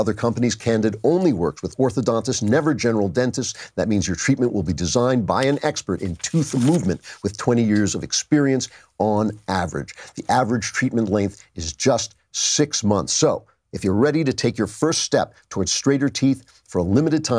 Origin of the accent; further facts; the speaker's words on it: California, United States; when I was growing up in California, a businessman in my hometown launched The Good News